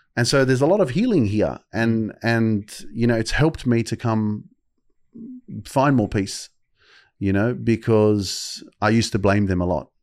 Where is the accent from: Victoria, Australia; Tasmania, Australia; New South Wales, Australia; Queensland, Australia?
New South Wales, Australia; Sydney; I'd been living in Sydney all my life